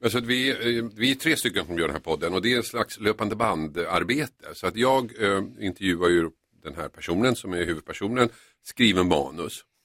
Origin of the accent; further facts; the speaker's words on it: Finland; jag är ju från Finland